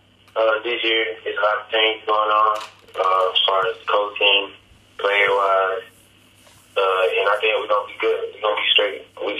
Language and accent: English; Georgia, United States; I grew up in Georgia my whole life. I've been in Georgia my whole life.